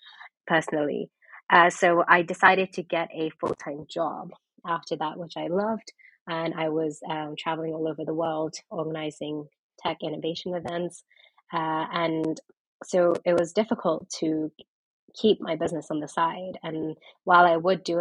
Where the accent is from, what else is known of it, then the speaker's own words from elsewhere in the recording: London, United Kingdom; also born or lived in Pakistan / New York; I am originally Pakistani, but I am from London